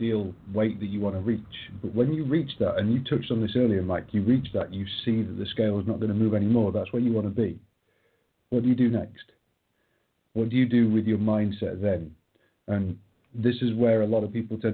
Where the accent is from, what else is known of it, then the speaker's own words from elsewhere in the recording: England, United Kingdom; I'm English